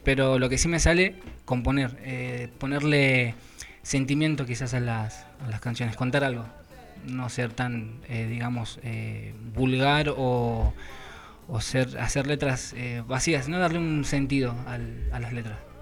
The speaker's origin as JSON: {"language": "Spanish", "town": "José Mármol", "region": "Buenos Aires Province", "country": "Argentina", "tie": "born or raised there", "said": "mi barrio natal, digamos, es Mármol, José Mármol"}